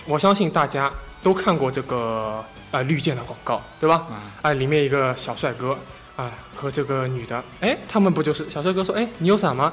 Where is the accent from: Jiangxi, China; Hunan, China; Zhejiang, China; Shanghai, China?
Shanghai, China; accent: Shanghai accent; 我这个上海口音比较重